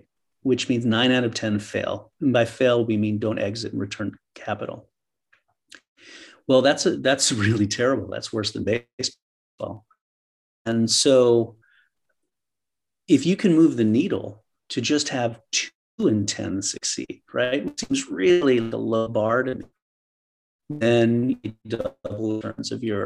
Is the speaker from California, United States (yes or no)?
no; New York, United States; moved away as an adult; also born or lived in East Coast; now in San Francisco, United States; I was born in New York, raised on the East Coast, went to school on the East Coast